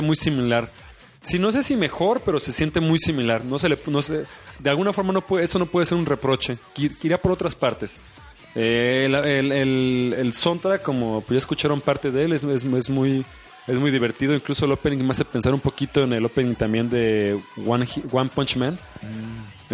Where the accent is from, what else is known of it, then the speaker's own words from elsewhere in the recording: Mexico; es nuestro deber como mexicanos